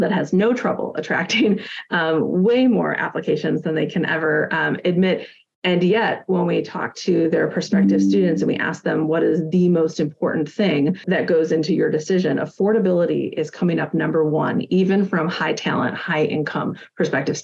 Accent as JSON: {"language": "English", "town": "Milwaukee", "region": "Wisconsin", "country": "United States", "tie": "born or raised there", "said": "Cardinal Stritch here in my hometown"}